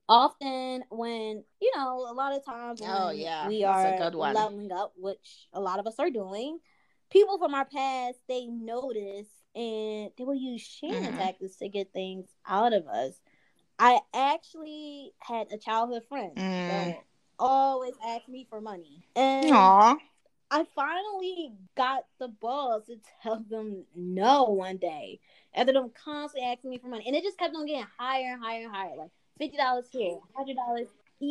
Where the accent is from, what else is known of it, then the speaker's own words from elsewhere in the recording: Philadelphia, Pennsylvania, United States; now in Los Angeles, United States; I'm from Philly, the Northeast, where we all have thick skin. So when I moved out here to LA, where everyone's so sensitive, I was like, wow.